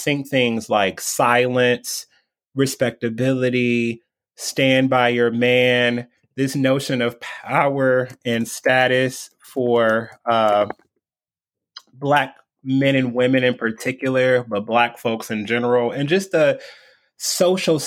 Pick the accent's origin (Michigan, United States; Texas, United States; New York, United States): Michigan, United States; Detroit; moved away as an adult; also born or lived in East Coast; born and raised in Detroit, left for 15 years